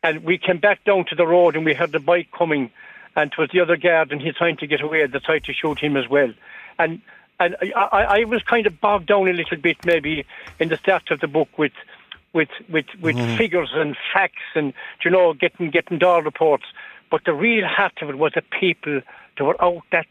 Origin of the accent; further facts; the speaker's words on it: Fanore, Munster, Ireland; I'm from Fanor, not Clare myself